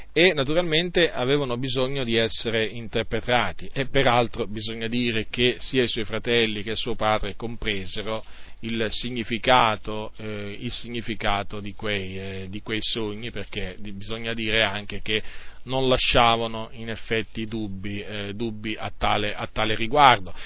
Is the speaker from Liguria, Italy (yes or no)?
no; province of Varese, Lombardy, Italy; moved away; là da dove vengo io, dalla provincia di Varese